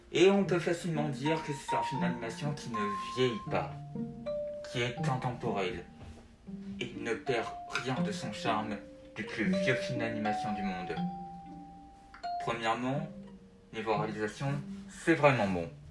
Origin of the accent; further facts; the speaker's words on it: France; Elle sortira chez nous en France